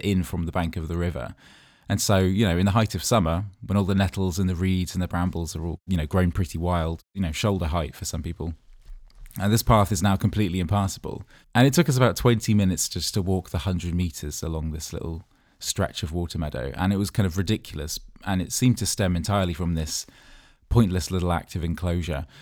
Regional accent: Dorchester, South West England, United Kingdom; moved away; my hometown, uh, of Dorchester in Dorset

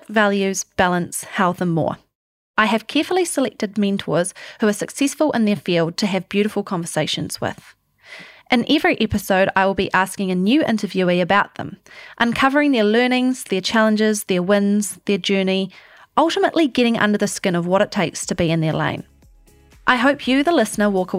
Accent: Christchurch, Canterbury, New Zealand; I'm a proud Kiwi, born and bred in Christchurch

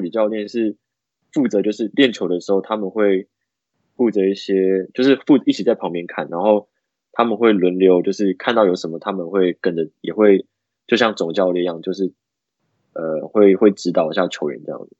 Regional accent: Taoyuan, Taiwan; now in United States; 他跟我都是，我们是桃园人

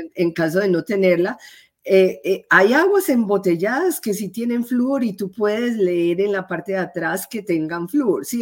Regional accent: Medellín, Antioquia, Colombia; moved away as an adult; now in United States; yo soy eh, colombiana, soy de la ciudad de Medellín

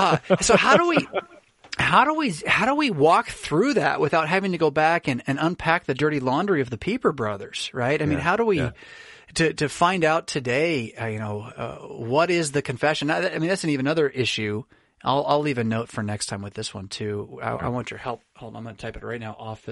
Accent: United States; as an American

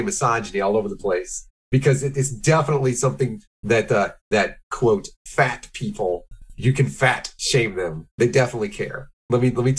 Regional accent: Midwest, United States; I'm from the Midwest.

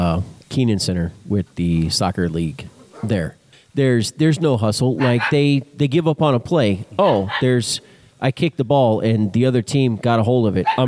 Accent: a town near Dallas, Texas, United States; born or raised there

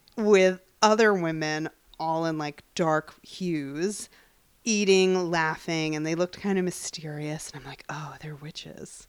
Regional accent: Long Island, New York, United States; I grew up in Long Island

